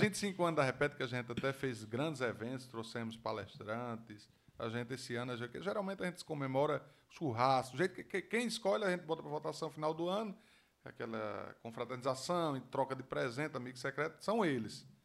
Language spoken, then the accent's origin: Portuguese; Mossoró, Rio Grande do Norte, Brazil; vou falar da minha terra, do moçoroense